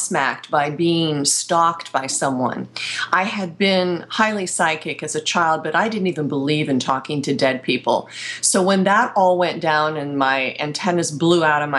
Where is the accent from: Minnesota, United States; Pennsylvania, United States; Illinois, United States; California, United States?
Pennsylvania, United States; moved away; also born or lived in Ohio; being in Pennsylvania. I was in my hometown for a week